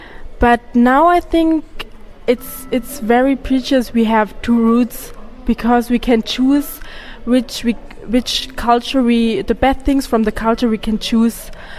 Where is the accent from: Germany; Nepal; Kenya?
Germany; because we grew up in Germany and I knew everything about Germany.